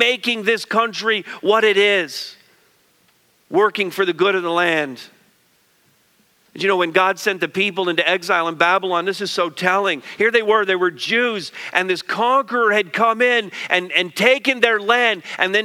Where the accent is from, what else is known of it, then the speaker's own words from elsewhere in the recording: Quebec, Canada; I grew up in Quebec